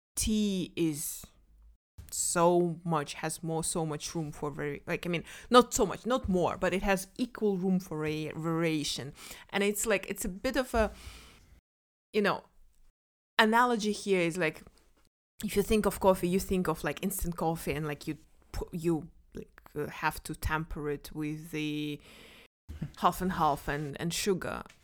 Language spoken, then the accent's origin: English; Kazakhstan; moved away; I'm from Kazakhstan. Of course, I drink tea. Like in Kazakhstan, we drink tea three times a day